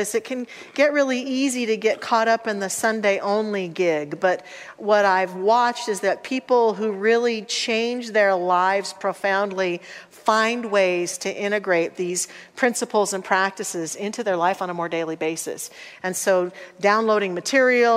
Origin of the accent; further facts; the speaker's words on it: Salida, Colorado, United States; I'm a fifth generation Coloradan, and I was born in Salida, Colorado